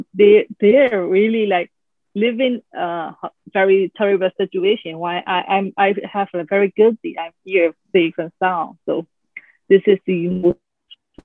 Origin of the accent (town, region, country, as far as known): Myanmar; born or raised there; moved away as an adult; also born or lived in Netherlands